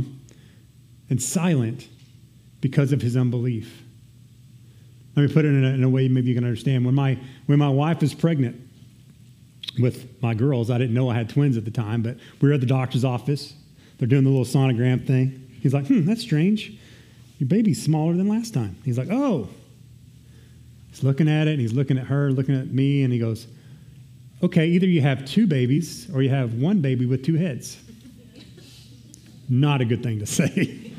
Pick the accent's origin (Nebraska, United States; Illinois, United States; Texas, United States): Texas, United States; I'm Texan